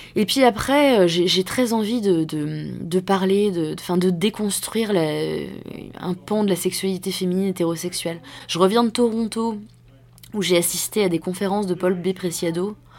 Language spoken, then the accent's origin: French; France; nous, en tant que Français